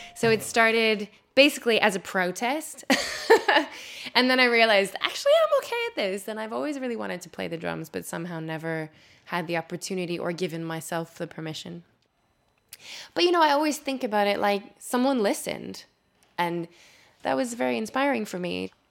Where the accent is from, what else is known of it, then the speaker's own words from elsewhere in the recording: Winnipeg, Manitoba, Canada; moved away as an adult; now in London, United Kingdom; I am originally from Winnipeg, Manitoba, in Canada, but I've lived in London for about 11 years